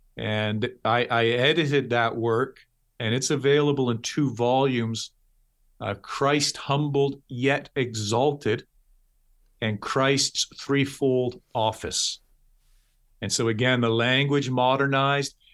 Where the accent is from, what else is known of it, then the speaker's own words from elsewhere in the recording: Toronto, Ontario, Canada; moved away as an adult; also born or lived in London, United Kingdom / Texas, United States; born and raised in Toronto, Toronto, Ontario